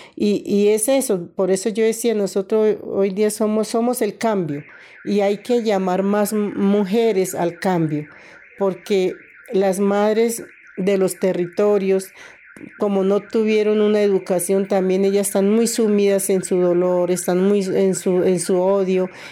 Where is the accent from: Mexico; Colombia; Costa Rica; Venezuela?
Colombia; Mitú, Vaupés; moved away as an adult; also born or lived in Granada, Meta; now in Bogotá, Colombia; Yo soy de Mitú, pero después de la toma de Mitú, toda mi familia se vinieron para Granada Meta.